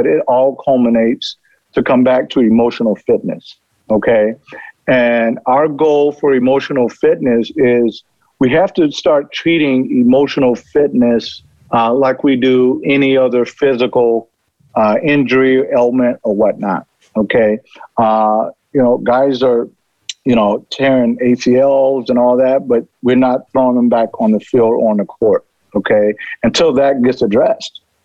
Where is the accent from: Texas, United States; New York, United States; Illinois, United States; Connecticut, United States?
Illinois, United States; Chicago; I'm from Chicago